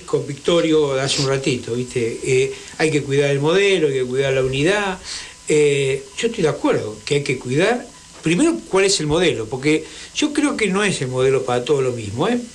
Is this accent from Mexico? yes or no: no; Avellaneda, Buenos Aires Province, Argentina; Yo soy de Avellaneda